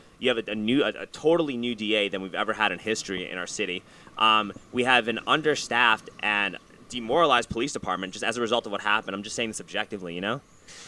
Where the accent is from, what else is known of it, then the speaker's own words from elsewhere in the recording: New York City, New York, United States; I grew up in New York City.